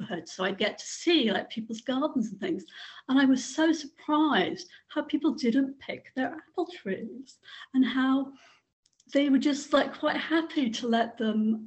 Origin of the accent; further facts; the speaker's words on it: Swansea, Wales, United Kingdom; moved away as an adult; also born or lived in Ottawa / San Francisco, United States; I grew up in Swansea.